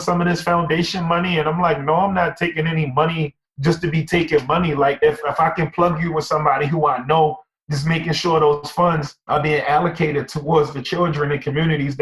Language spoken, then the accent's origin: English; Baltimore, Maryland, United States; I'm from East Baltimore